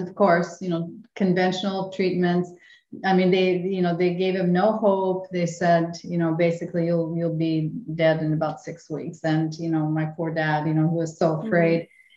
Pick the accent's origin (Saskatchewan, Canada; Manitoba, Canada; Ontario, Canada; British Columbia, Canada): Manitoba, Canada; Winnipeg; moved away; we both grew up, yeah, in, the other side of the river, in the French, for me, in the French section, you know, Saint-Boniface